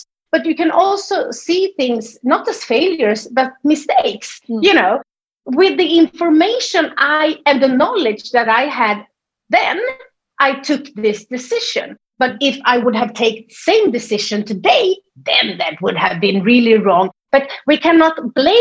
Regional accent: Sweden; English is a second language; you can hear that I'm from Sweden. I don't have this English like sound

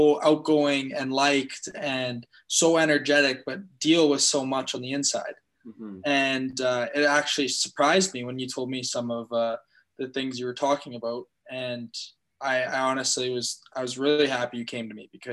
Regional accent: Fort St. John, British Columbia, Canada; moved away; also born or lived in Vancouver / Calgary; I'm from Fort St. John.

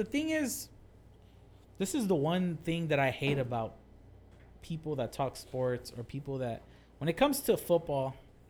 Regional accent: Fresno, California, United States; I'm from Fresno. I expect to live in Fresno or Selma

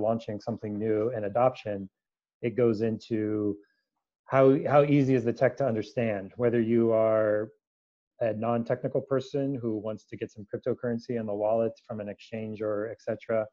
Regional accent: San Francisco Bay Area, California, United States; born or raised there

